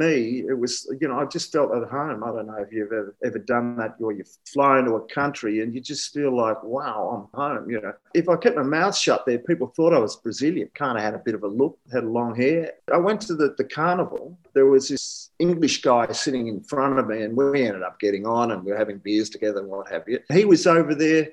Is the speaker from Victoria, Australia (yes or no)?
yes; Melbourne, Victoria, Australia; I'm from Melbourne